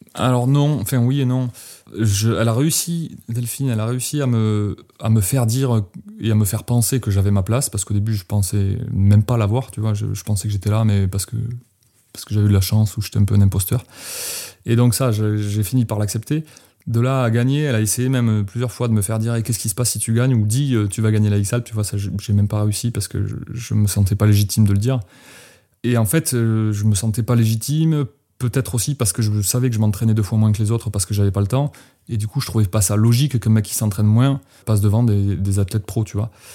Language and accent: French; France; moved away as an adult; also born or lived in Manosque, Alpes-de-Haute-Provence; j'ai quitté les Pyrénées. J'avais 22 ans